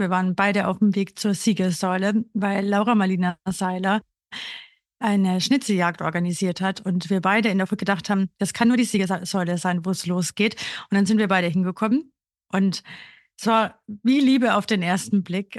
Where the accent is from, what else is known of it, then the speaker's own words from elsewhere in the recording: Burgenland, Austria; moved away as an adult; now in Berlin, Germany; ich komme aus Österreich, aus einem ganz kleinen Dorf im Burgenland und bin eben vor sechseinhalb Jahren nach Berlin gezogen